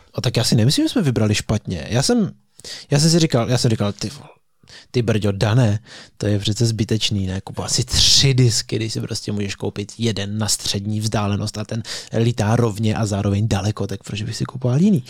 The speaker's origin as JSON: {"language": "Czech", "town": "Český Krumlov", "region": "South Bohemian Region", "country": "Czechia", "said": "my oba pocházíme z Krumlova, já bydlím ještě v Krumlově, ty ne."}